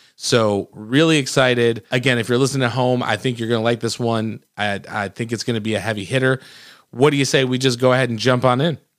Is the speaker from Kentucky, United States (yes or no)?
no; Michigan, United States; I grew up in Michigan